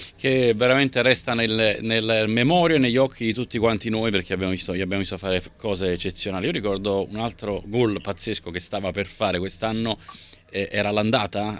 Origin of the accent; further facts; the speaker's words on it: Naples, Campania, Italy; Io da napoletano